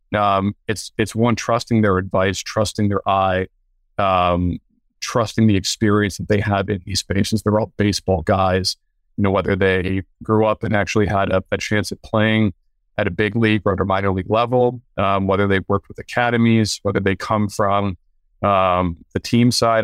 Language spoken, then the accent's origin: English; Canada; I played hockey early on growing up in Canada